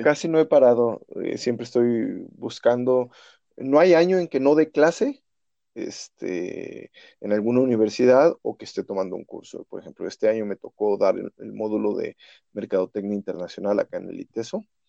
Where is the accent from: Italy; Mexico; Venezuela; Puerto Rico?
Mexico; Irapuato, Guanajuato; soy nacido en Irapuato, Guanajuato